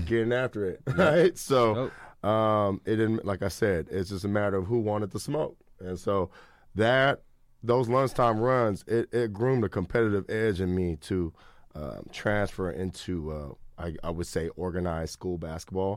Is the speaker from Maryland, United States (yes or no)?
no; Sacramento, California, United States; growing up in Sacramento